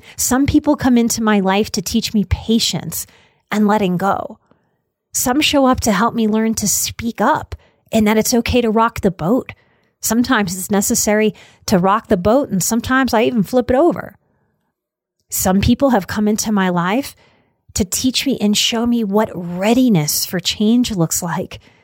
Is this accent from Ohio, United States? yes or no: no; New Orleans, Louisiana, United States; Growing up in New Orleans and in the South